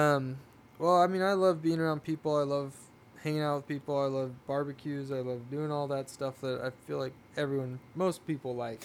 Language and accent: English; Oceanside, California, United States; I'm from Oceanside, but my grandfather had a, a pig ranch, hog ranch in Vista, okay, California. So that was, yeah. um, I grew up, you know, four miles from